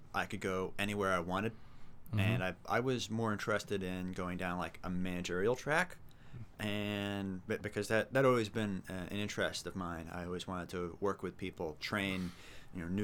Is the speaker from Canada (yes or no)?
no; Concord, New Hampshire, United States; also born or lived in Lakes Region, New Hampshire; I grew up in New Hampshire, born and raised. I lived in Concord, moved up to the Lakes region, and then I came back down to Concord recently.